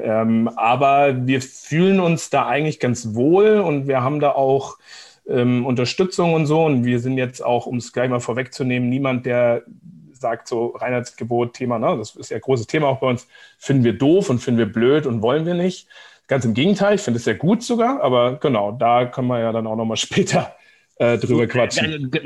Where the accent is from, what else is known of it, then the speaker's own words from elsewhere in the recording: Seeshaupt, Bavaria, Germany; moved away as an adult; also born or lived in Giessen, Hesse / Munich / Coburg / Vancouver, Canada; now in Nuremberg, Germany; ich bin geboren eigentlich in Gießen, in Hessen tatsächlich, und aber mit zwei, drei Jahren sind wir dann ähm, mit Vater und Mutter nach, äh, genau, nach, nach äh, Oberbayern gezogen, nach Seeshaupt am Starnberger See, ganz im Süden.